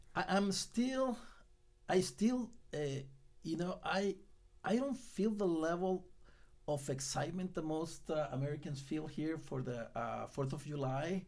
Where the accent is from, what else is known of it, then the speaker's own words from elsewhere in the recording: Guatemala; now in United States; I was born in Guatemala